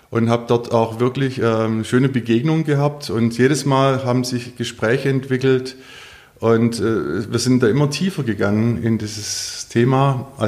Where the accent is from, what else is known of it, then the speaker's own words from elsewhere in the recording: Stuttgart, Baden-Württemberg, Germany; In Anlehnung an meine Heimatstadt Stuttgart und an mein Geburtsjahr möchte ich mich für die frühen Porsche 911